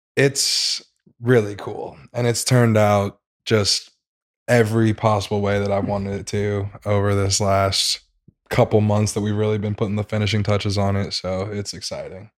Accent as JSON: {"language": "English", "town": "St. Louis", "region": "Missouri", "country": "United States", "said": "I am from Saint Louis, Missouri."}